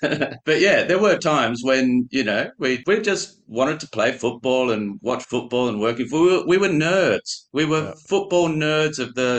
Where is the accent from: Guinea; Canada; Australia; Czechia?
Australia; Canberra, Australian Capital Territory; moved away as an adult; also born or lived in Paris, France; Growing up in Canberra